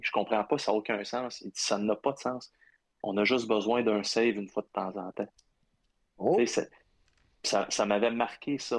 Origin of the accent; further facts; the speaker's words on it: Abitibi, Quebec, Canada; also born or lived in Ottawa; je viens de l'Abitibi